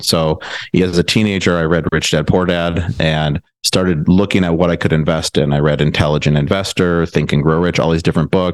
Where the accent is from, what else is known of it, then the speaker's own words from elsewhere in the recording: Milwaukee, Wisconsin, United States; moved away as an adult; also born or lived in Madison, Wisconsin / Chicago, Illinois; now in Austin, United States; I'm from the Milwaukee area, went to high school there, went to college at UW-Madison